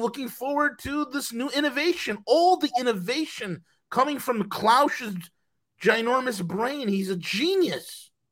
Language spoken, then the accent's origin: English; Australia; being Australian